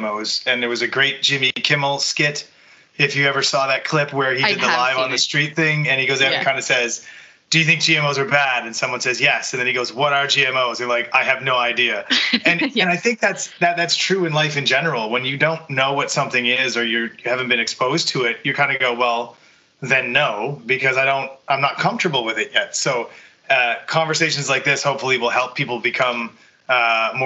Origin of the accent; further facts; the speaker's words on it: Bedeque, Prince Edward Island, Canada; now in Ottawa, Canada; I'm originally from Prince Edward Island, grew up on a potato farm there